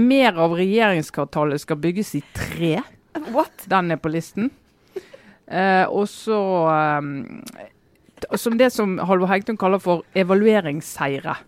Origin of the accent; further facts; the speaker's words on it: Western Norway, Norway; som vestlending